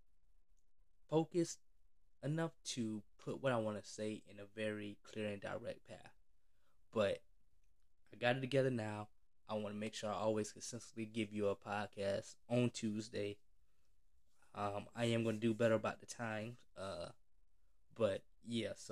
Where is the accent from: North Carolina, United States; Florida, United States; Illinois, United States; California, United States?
Florida, United States; I'm from Florida